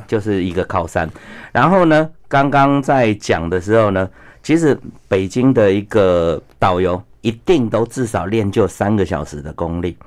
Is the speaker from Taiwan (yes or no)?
yes; Taiwan; 我们台湾人的同胞